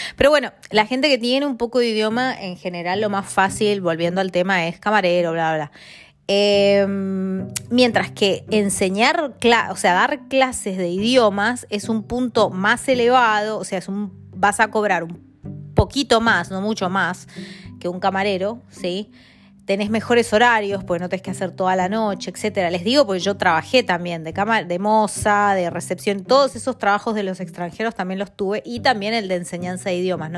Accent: Mendoza, Argentina; moved away as an adult; also born or lived in Italy / Spain / Buenos Aires; now in London, United Kingdom; soy de Argentina, de Mendoza y vivo en Londres

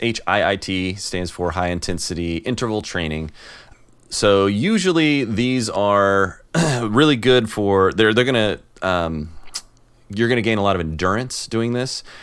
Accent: Illinois, United States; moved away; I'm from Illinois

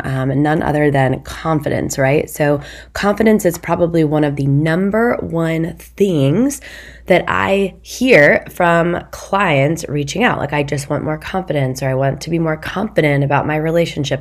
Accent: Midwest, United States; I'm from the Midwest

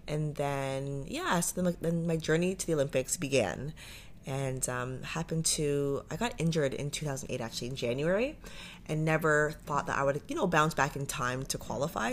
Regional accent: Pickering, Ontario, Canada; also born or lived in Toronto; now in Ajax, Canada; I grew up in Pickering, so grew up in oh, Durham

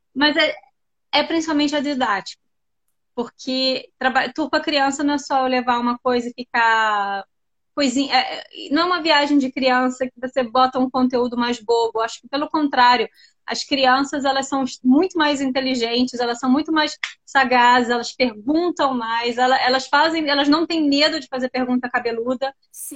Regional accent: Rio de Janeiro, Brazil; moved away as an adult; now in London, United Kingdom; eu sou do Rio, tá? E eu tô morando em Londres já vai fazer uns seis anos

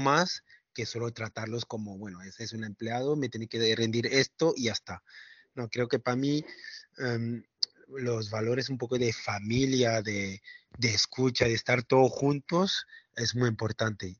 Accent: France; Spanish is a second language; moved away; yo crecí en Francia

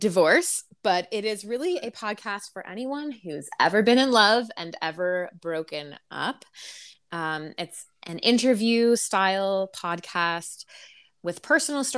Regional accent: Toronto, Ontario, Canada; Born and raised in Toronto.

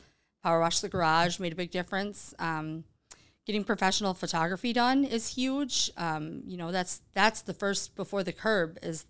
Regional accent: Sault Ste. Marie, Michigan, United States; now in Grand Rapids, United States; So I grew up in the UP, up in Sault Ste. Marie, Michigan, small little town. I think there's maybe 15,000 people there, and most of them are college students because we have Lake State.

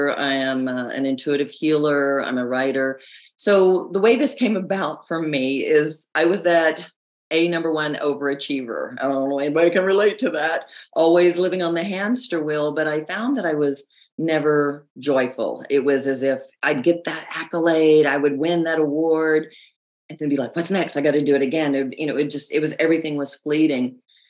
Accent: the South, United States; accent: Southern; I have a news background now, so I've lost a lot of my Southern accent, but I talk like this.

